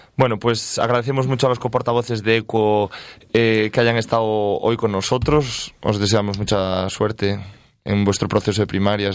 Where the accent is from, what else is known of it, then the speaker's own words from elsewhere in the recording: Galicia, Spain; now in Castile and León, Spain; yo soy gallego